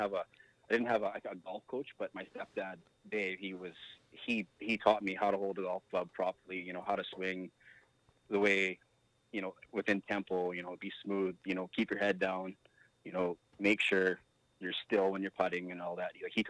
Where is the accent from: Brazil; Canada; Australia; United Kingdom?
Canada; St. Walburg, Saskatchewan; I actually think that because I grew up in St. Walburg on that 9-hole golf course, that is probably the main reason why I have had any success in golf.